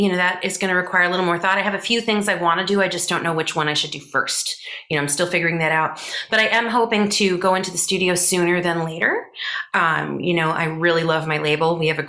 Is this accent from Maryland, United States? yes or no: no; Long Island, New York, United States; now in Los Angeles, United States; I grew up on Long Island. It was a really, really wonderful place to grow up for a lot of reasons. In the 80s and 90s, when I was a kid